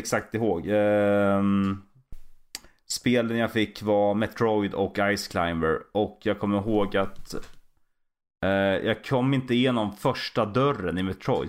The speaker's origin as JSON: {"language": "Swedish", "town": "Valla", "region": "Södermanland", "country": "Sweden", "tie": "born or raised there", "also_born_or_lived": "Katrineholm", "lives_now": "Vingåker, Sweden", "said": "Born and raised i Valla, Sörmland"}